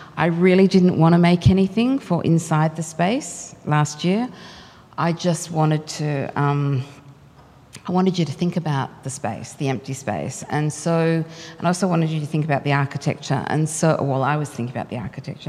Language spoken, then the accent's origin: English; Australia; cultural identity as an Australian